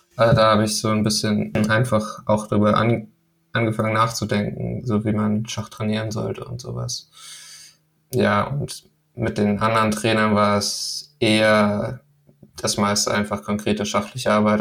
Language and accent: German; Lübeck, Schleswig-Holstein, Germany; also born or lived in Denmark; Also ich komme ja aus Lübeck